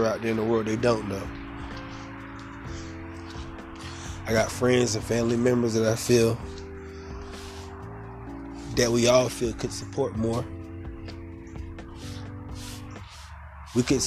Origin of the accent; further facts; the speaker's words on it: Fayetteville, North Carolina, United States; I'm a community activist in my hometown, which is Fayetteville, North Carolina.